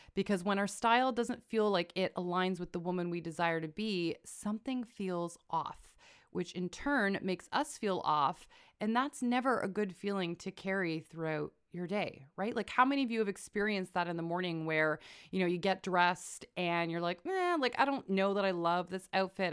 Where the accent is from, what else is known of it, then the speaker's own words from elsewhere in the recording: Canada; I am a Canadian